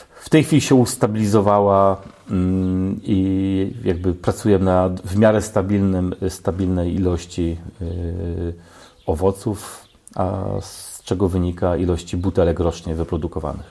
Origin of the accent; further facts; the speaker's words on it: Oleśnica, Lower Silesian Voivodeship, Poland; pochodzę z Oleśnicy